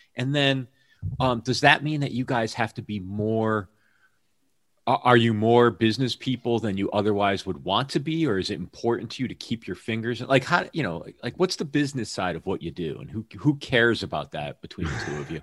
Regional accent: Hamden, Connecticut, United States; moved away as an adult; also born or lived in New York; now in Seattle area, United States; my hometown, Hamden, Connecticut.

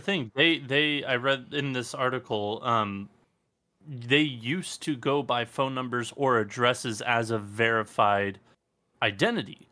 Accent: Los Angeles, California, United States; born and raised in Los Angeles

